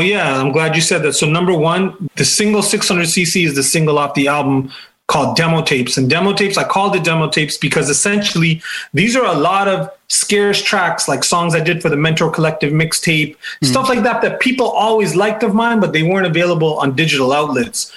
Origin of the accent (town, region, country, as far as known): Toronto, Ontario, Canada; born or raised there